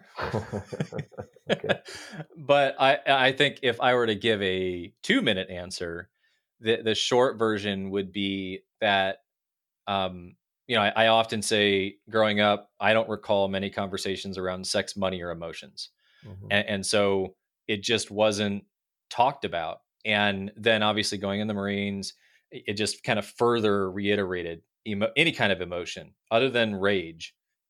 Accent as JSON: {"language": "English", "region": "Midwest", "country": "United States", "tie": "born or raised there", "also_born_or_lived": "Pennsylvania / Florida / California / Texas", "said": "You know, we grew up in the Midwest. I lived in Pennsylvania, Florida, California, Texas."}